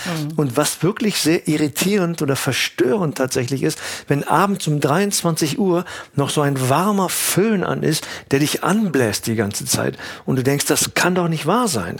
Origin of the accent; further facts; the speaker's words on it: Cologne, North Rhine-Westphalia, Germany; Ich bin in Köln geboren, und aufgewachsen